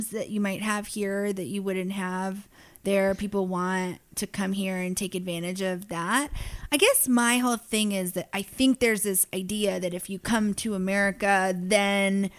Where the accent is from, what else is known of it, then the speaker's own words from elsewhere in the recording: Piedmont, California, United States; I grew up in Piedmont, which is inside of Oakland